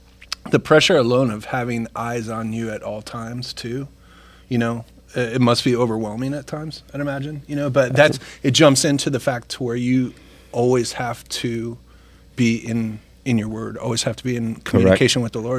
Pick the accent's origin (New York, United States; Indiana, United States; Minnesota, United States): Minnesota, United States; moved away; I come from Minnesota.